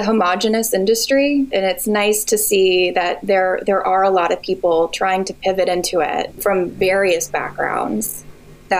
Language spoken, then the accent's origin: English; New England, United States; also born or lived in New York City; now in San Francisco, United States; I live in San Francisco currently by way of New York City, and I grew up in New England